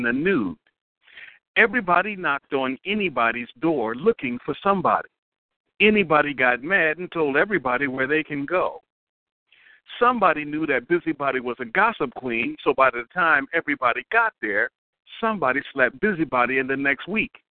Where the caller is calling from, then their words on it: Newport News, Virginia, United States; I am calling from Newport News, Virginia.